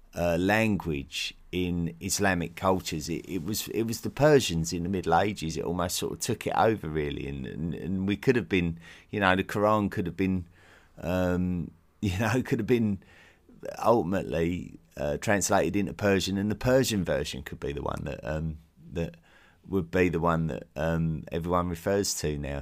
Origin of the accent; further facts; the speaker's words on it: United Kingdom; as a British man, uh, having lived in Britain all my life